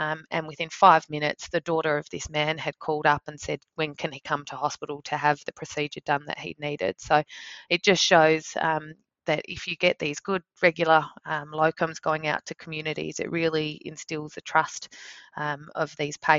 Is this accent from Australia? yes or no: yes; Victor Harbor, South Australia, Australia; also born or lived in Adelaide / Sydney; growing up in Victor Harbour in South Australia. I then schooled in Adelaide